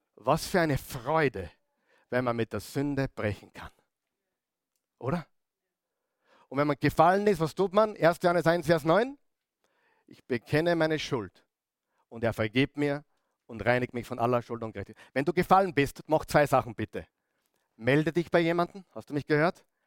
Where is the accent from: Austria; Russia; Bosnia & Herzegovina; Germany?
Austria; Upper Austria; bei uns in Oberösterreich